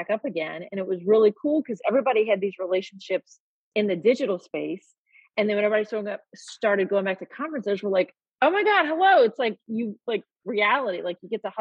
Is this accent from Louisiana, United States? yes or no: yes; New Orleans, Louisiana, United States; Born and raised in New Orleans.